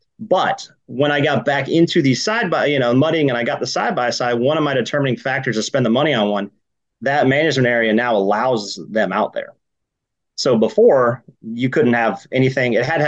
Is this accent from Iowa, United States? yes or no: no; Georgia, United States; I grew up hunting in Georgia mainly, that place down south